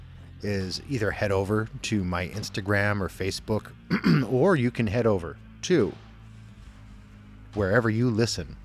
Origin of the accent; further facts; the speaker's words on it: Scranton, Pennsylvania, United States; my hometown